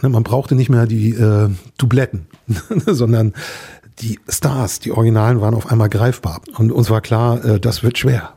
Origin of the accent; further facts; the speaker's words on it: Mecklenburg-Vorpommern, Germany; Meine Heimat ist das wunderschöne Mecklenburg, und sie liegt in der Vergangenheit